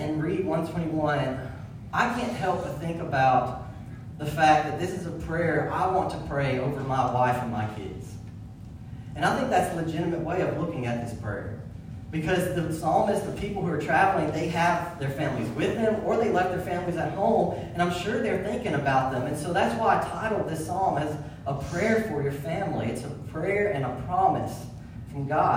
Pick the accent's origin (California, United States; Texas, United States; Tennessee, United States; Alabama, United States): Alabama, United States; Tuscaloosa; moved away; Growing up in Tuscaloosa